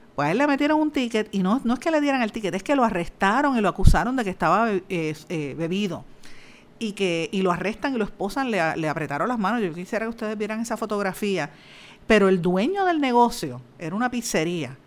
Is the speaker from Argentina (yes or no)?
no; Guaynabo, Puerto Rico; soy de Guainabo, natural de, Guainabo